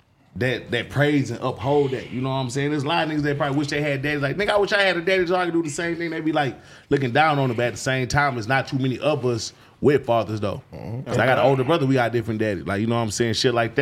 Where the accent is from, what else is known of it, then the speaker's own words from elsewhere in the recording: Houston, Texas, United States; I'm from Southwest Eddie, Texas.